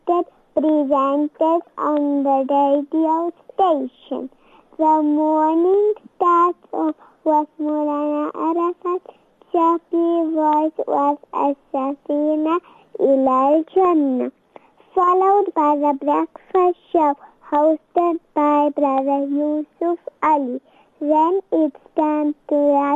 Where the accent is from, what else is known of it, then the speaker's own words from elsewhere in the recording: Lichtenburg, North West, South Africa; I am from Lichtenberg.